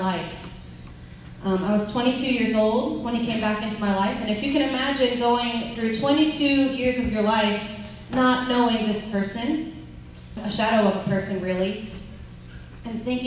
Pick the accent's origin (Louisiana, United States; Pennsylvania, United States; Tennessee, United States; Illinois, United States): Louisiana, United States; Lafayette; also born or lived in California; I'm from Lafayette